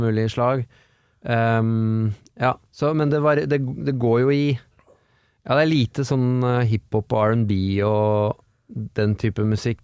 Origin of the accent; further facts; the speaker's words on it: Oslo, Norway; Jeg kommer fra Tåsen